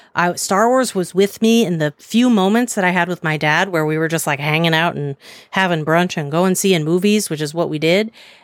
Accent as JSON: {"language": "English", "town": "New York City", "region": "New York", "country": "United States", "tie": "born or raised there", "said": "I grew up in Upper West Side of Manhattan."}